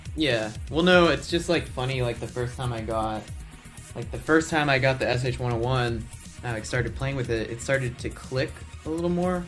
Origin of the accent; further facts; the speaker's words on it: Laredo, Texas, United States; also born or lived in Austin, Texas; I grew up in this town called Laredo, Texas